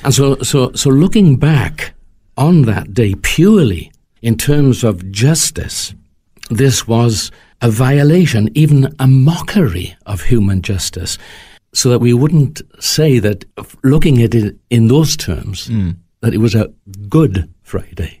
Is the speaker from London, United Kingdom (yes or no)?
no; Wales, United Kingdom